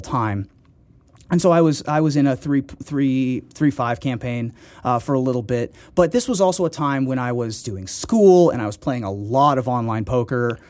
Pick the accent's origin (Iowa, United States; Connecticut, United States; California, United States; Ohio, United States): Ohio, United States; also born or lived in Washington, D.C.; I was born in Washington, D C, and then we moved to Ohio